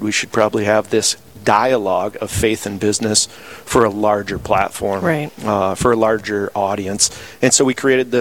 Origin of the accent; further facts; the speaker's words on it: Sioux Falls, South Dakota, United States; I'm from Sioux Falls, South Dakota